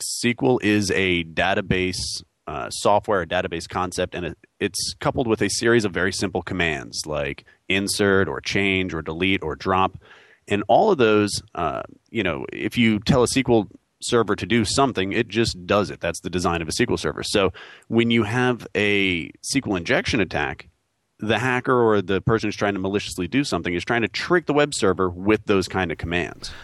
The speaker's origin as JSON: {"language": "English", "region": "New York", "country": "United States", "tie": "born or raised there", "moved": "yes", "lives_now": "North Carolina, United States", "said": "I'm a New Yorker, born and bred"}